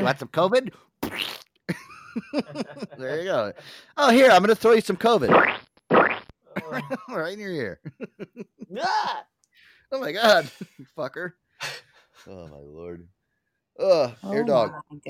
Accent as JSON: {"language": "English", "town": "Compton", "region": "California", "country": "United States", "said": "I swear, I'm from the streets of Compton. I'm from Compton, all right?"}